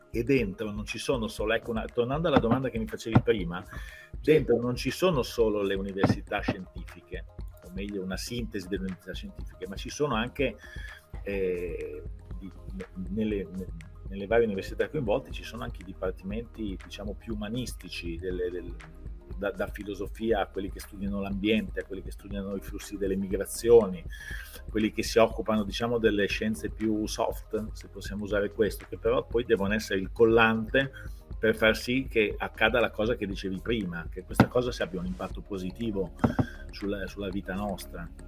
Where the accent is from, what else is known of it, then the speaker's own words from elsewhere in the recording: Bologna, Emilia-Romagna, Italy; io sono bolognese, ma ho sempre lavorato in aziende e fuori da Bologna